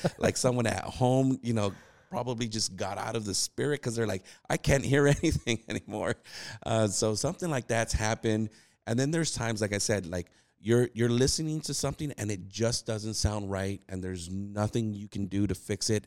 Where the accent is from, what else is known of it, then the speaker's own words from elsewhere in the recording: California, United States; moved away as an adult; now in Texas, United States; we're originally from California. Uh, we migrated over to Texas, uh, right after the pandemic hit.